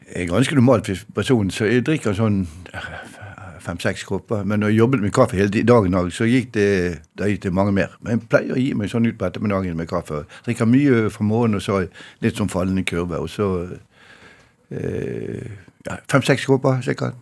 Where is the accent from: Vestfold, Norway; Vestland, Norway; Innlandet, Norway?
Vestland, Norway; Bergen; jeg er fra Bergen